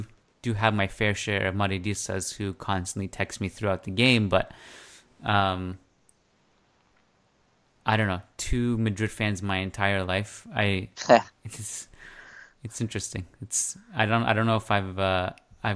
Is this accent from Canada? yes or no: yes; Canada; growing up in Canada, especially in a smaller city